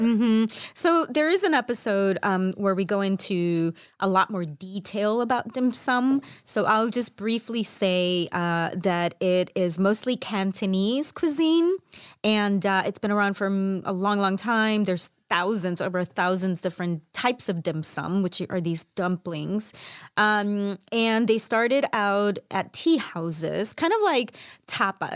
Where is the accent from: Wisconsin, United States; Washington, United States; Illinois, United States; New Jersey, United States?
Illinois, United States; Chicago; I'm Mexican Salvadoran from Chicago